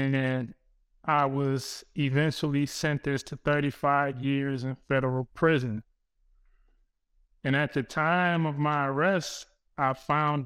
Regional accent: Compton, California, United States; the way of life for the people who I grew up with, family, and I'm from Compton

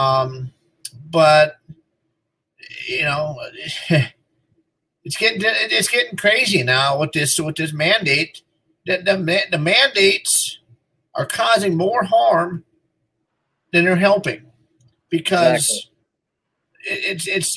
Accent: United States; also born or lived in Minnesota; we as American people

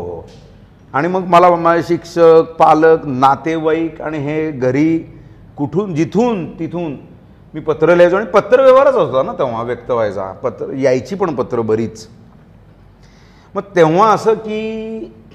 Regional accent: Kolhapur, Maharashtra, India; मी मूळचा कोल्हापूरचा

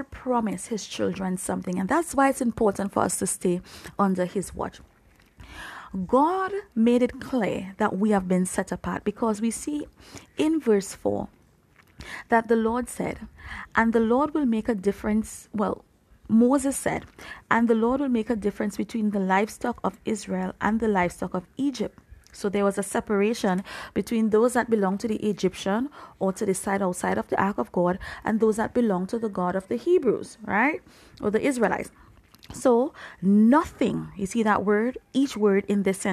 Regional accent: Trinidad & Tobago; moved away; I'm from the Caribbean region. I'm from Trinidad and Tobago, even though I'm not physically there right now.

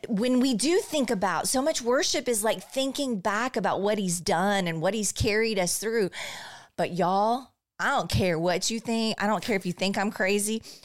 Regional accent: Bryan, Texas, United States; I grew up in Bryan

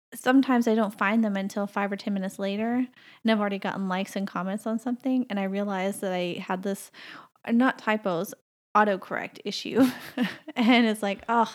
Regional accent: the South, United States; moved away as an adult; now in Canada; I grew up in the South

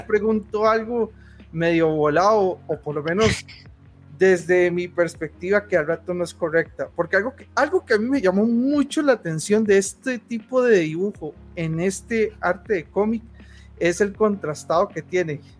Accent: Costa Rica; soy costarricense

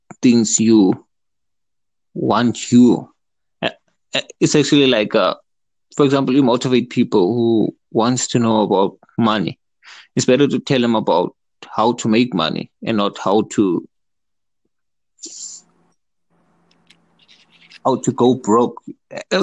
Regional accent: South Africa; I'm from South Africa.

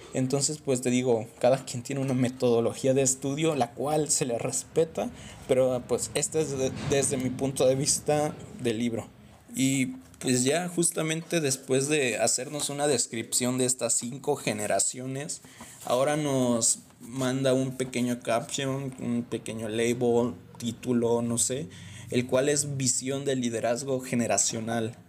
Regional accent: Mexico; yo soy de México

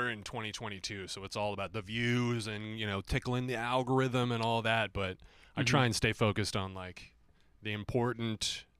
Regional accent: Phoenix, Arizona, United States; Yep. Born and raised.

